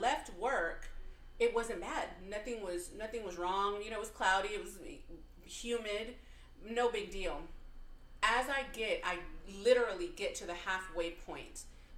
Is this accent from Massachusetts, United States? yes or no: no; Texas, United States; growing up in Texas